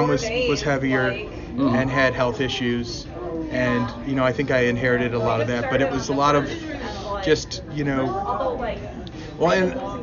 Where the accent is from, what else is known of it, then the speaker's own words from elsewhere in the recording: Cleveland, Ohio, United States; growing up in Cleveland